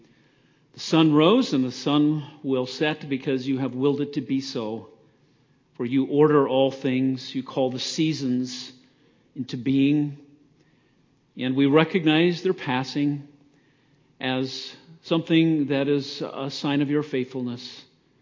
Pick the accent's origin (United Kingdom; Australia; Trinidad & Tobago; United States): United States; Idaho; I came from Idaho. I'm an Idahoan by birth, Idaho spud